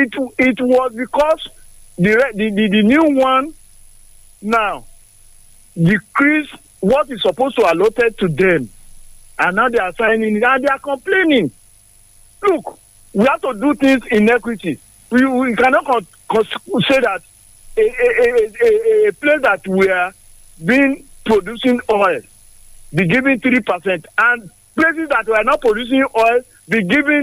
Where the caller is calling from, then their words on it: Songo, Nigeria; Yes, Engineer Labi, I'm calling from Songo.